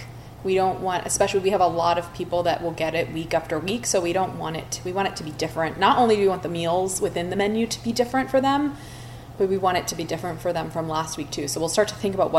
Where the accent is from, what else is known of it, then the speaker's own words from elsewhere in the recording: Philadelphia, Pennsylvania, United States; moved away; I'm from Philadelphia.